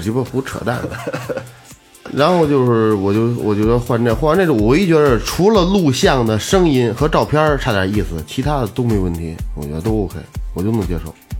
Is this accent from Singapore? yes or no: no; China; 咱们大陆的，就是中国人